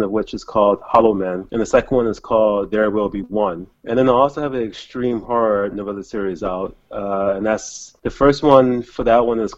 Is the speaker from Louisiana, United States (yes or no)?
yes; New Orleans, Louisiana, United States; moved away as an adult; also born or lived in Atlanta / New York / South Korea; now in Taiwan; I'm actually originally from New Orleans, Louisiana